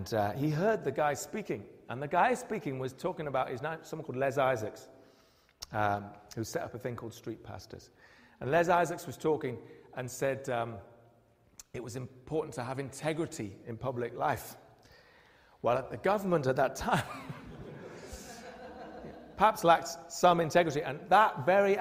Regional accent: United Kingdom; we're British

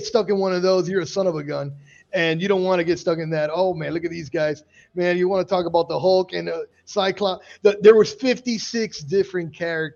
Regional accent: Miami, Florida, United States; I'm from Miami

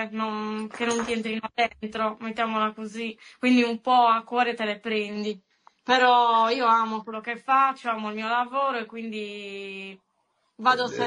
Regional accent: Sardinia, Italy; accent: Sardinian; now in northern Sardinia, Italy; sono sarda e vivo nel sud Sardegna, ma attualmente mi sono trasferita al nord per lavoro.

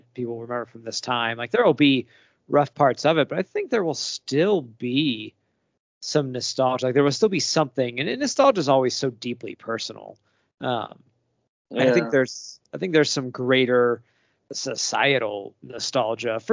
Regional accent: Arizona, United States; also born or lived in Virginia; now in Colorado, United States; I'm from Arizona originally

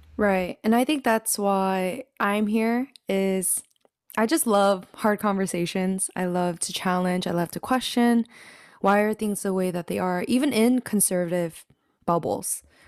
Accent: Washington, United States; moved away as an adult; now in Texas, United States; I grew up in the Pacific Northwest, the beautiful state of Washington

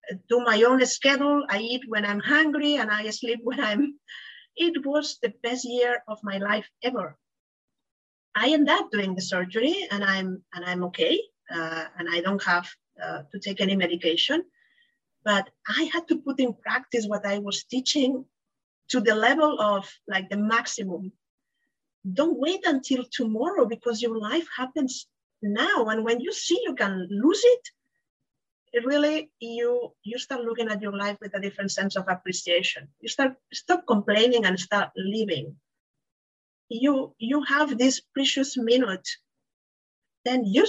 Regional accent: Spain; now in Miami, United States; I'm from Spain.

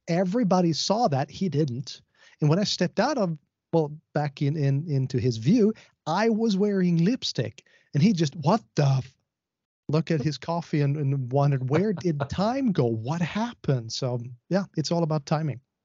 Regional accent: Sweden; I am from Sweden.

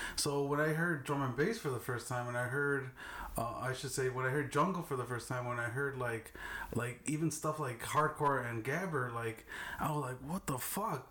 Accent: Chicago, Illinois, United States; I grew up in Little Village, but on in K Town side

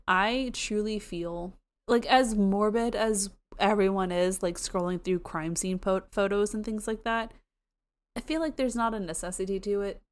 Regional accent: Florida, United States; I'm from Florida. I say everything wrong

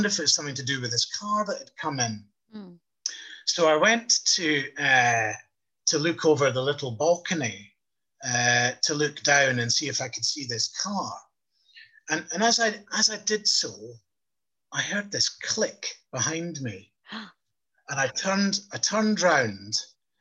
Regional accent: Scotland, United Kingdom; being a Scot

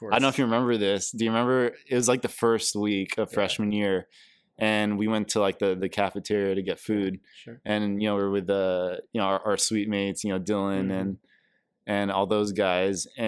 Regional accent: Brazil; also born or lived in England / Germany / Japan; now in United States; I was born and raised in Brazil, grew up in England, yes. but I've lived in a uh, you know in the states for the past thirteen years.

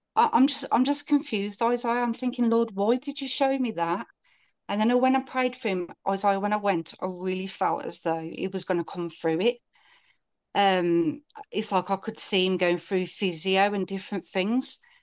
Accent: United Kingdom; I'm from the U K

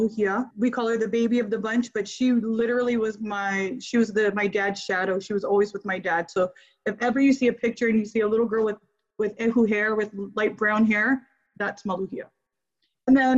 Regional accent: Santa Ana, California, United States; also born or lived in Homestead, Florida / Hawaii; now in St. George, Utah, United States; I grew up in Santa Ana, California, where the majority was Mexican, Hispanic

